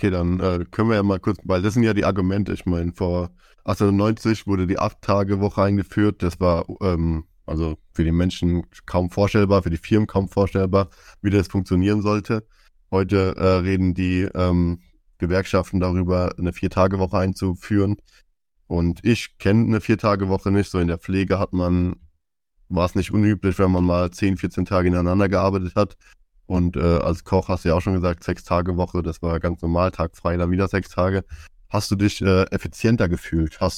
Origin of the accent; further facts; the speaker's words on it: Zweibrücken, Rhineland-Palatinate, Germany; bei uns in Zweibrücken